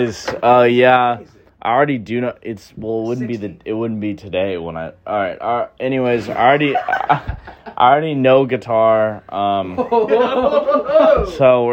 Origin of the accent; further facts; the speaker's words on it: St. Louis, Missouri, United States; now in Boston, United States; I'm from St. Louis, Missouri